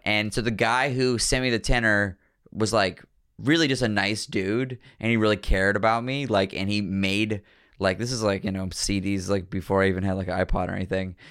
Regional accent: Pittsburgh, Pennsylvania, United States; also born or lived in New York; now in Philadelphia, United States; I was born in Pittsburgh

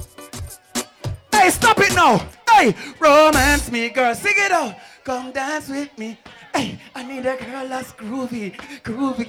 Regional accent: Kingston, Jamaica; I'm from Kingston, Jamaica

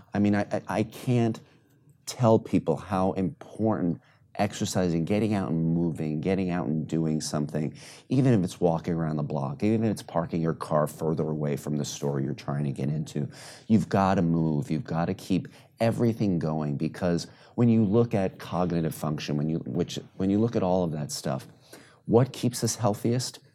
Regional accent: New York City, New York, United States; I grew up in New York City

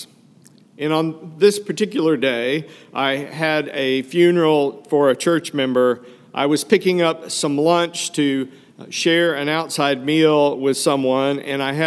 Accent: Fayetteville, Arkansas, United States; moved away; I grew up in Fayetteville, Arkansas, not only my hometown

